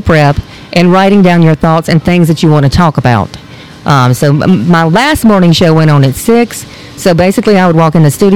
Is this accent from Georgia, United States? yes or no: yes; Fort Valley, Georgia, United States; also born or lived in Warner Robins, Georgia / Reynolds, Georgia; I am from this area. So I was born in Warner Robins, raised in Fort Valley, have a farm in Reynolds. Lived all over